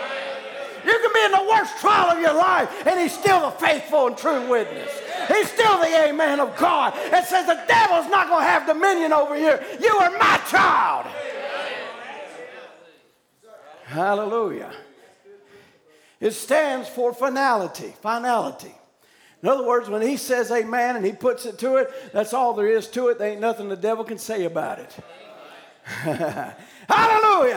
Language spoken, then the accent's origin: English; United States; as an American citizen